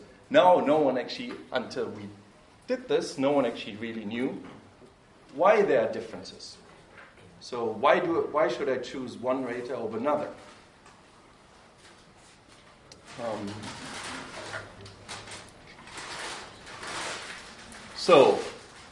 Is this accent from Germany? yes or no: yes; Germany; moved away as an adult; I grew up in Germany until I was 18, and then I have lived abroad